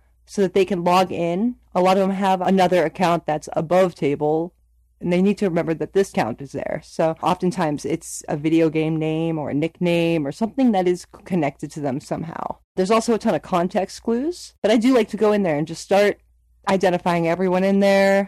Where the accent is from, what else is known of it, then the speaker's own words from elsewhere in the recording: Youngstown, Ohio, United States; I'm from Youngstown, Ohio